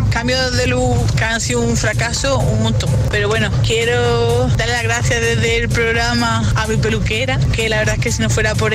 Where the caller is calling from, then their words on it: El Puerto de Santa María, Andalusia, Spain; del Fuerte de Santa María.